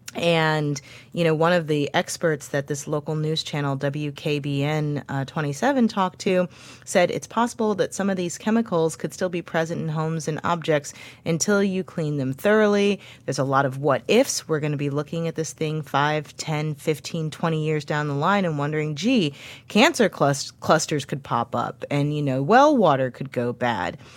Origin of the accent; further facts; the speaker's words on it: St. Louis, Missouri, United States; moved away; the neighborhood where I grew up in Saint Louis